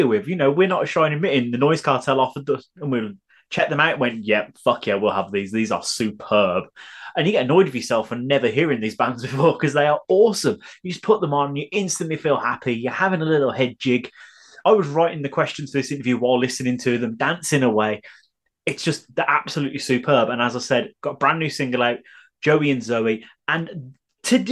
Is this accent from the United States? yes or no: no; Birmingham, West Midlands, United Kingdom; I'm from Birmingham